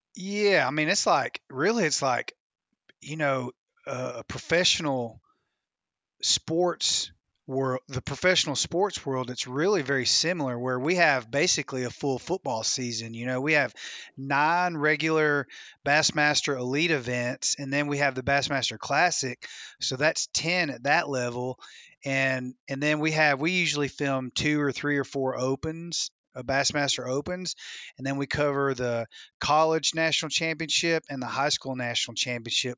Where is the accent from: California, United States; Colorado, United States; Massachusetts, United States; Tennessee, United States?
Tennessee, United States; West; I grew up in West Tennessee on Kentucky Lake